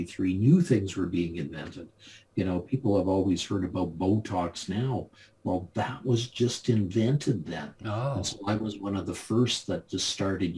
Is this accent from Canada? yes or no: yes; Calgary, Alberta, Canada; I grew up in Calgary, Alberta, Canada, the home of the Calgary Stampede